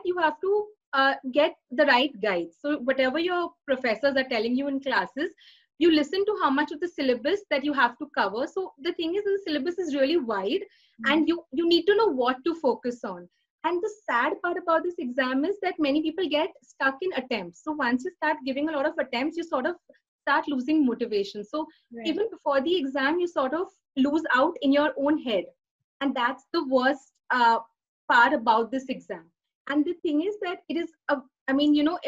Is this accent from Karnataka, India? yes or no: no; Pune, Maharashtra, India; I've been born and brought up in Pune, and most of my education, including CA, has been done in Pune